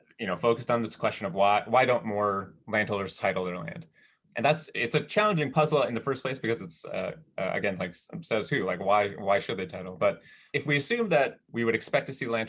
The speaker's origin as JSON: {"language": "English", "region": "Minnesota", "country": "United States", "tie": "born or raised there", "said": "I grew up in Minnesota with a lot of snow"}